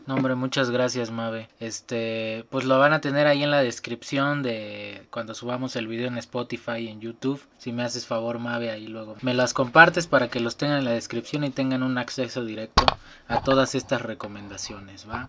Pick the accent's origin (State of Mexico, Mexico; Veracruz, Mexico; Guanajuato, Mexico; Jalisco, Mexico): Veracruz, Mexico; Martínez de la Torre; por mi lugar de nacimiento soy Team Calor. Este, soy oriundo de Martínez de la Torre, Veracruz.